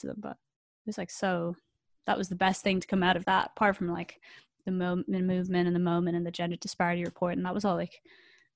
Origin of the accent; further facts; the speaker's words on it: Ireland; now in London, United Kingdom; as an Irish person